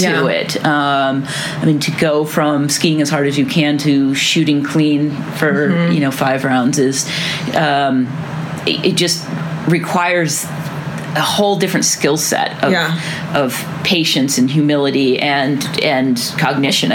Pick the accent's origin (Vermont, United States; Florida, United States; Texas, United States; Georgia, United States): Vermont, United States; Chittenden; now in Bozeman, United States; I grew up in a town called Chittenden in Vermont. It's just a south central Vermont town